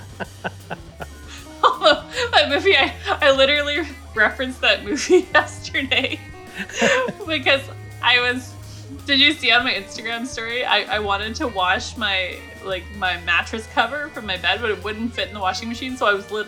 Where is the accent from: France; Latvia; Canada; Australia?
Canada; growing up in Canada